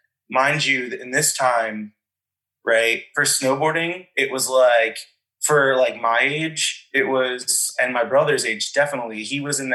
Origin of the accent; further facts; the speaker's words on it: outside Philadelphia, Pennsylvania, United States; moved away as an adult; also born or lived in Florida / various US cities; now in Portland, United States; Philadelphia, growing up outside of that city